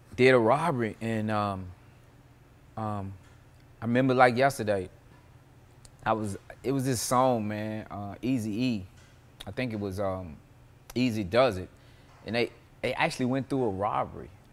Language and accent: English; Nashville, Tennessee, United States; I was born, um, in nineteen seventy-one, uh, Hubbard Hospital out south